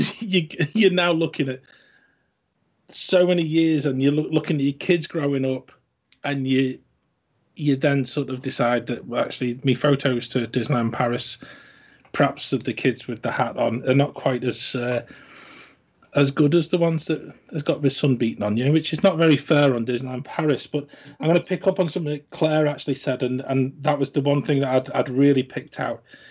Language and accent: English; the north of England, United Kingdom; accent: northern; we live in the north of the country, in case any of the listeners haven't sort of guessed from my accent